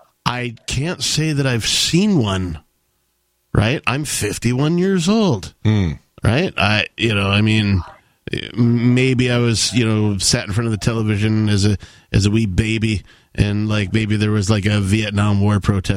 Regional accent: Wisconsin, United States; also born or lived in Seattle, Washington; now in New Hampshire, United States; I grew up in Wisconsin.

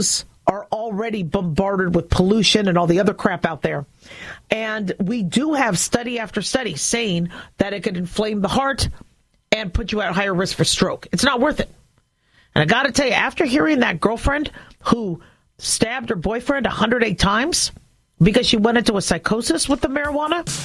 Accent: Nevada, United States; I'm from Nevada

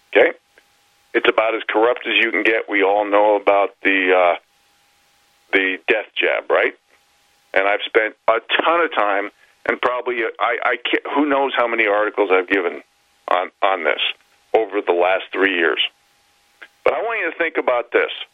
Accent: New York City, New York, United States; moved away as an adult; now in Northern Rockies, United States; I grew up in New York City

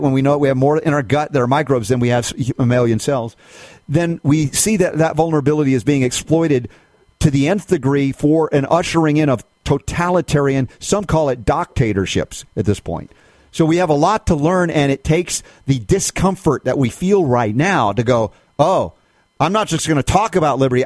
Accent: United States; I'm speaking as an American

